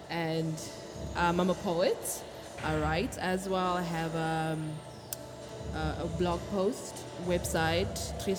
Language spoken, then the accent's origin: English; DR Congo; I'm from the DRC, Congo.